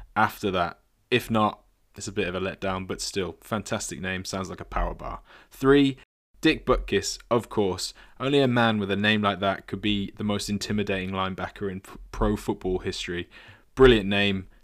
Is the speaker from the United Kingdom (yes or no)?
yes; England, United Kingdom; as an Englishman